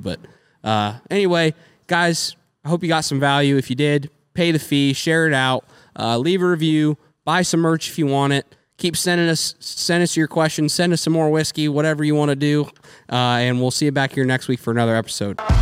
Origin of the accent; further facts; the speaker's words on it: United States; we're American people